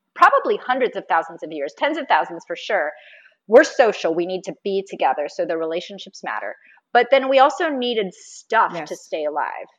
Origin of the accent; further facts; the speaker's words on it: Florida, United States; I'm from Florida. And right now I live just north of Tampa